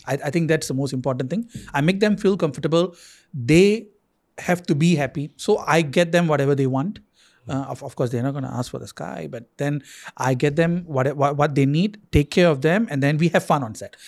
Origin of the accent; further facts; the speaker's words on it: Singapore; as a Singaporean